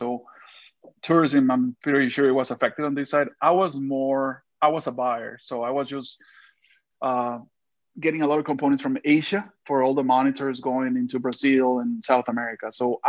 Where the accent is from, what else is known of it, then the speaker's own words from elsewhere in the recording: Monterrey, Nuevo León, Mexico; born there; So I was born in Monterrey, which is literally across the border from Texas. And then my dad was in sales. We live, I want to say, in 12 different states within Mexico.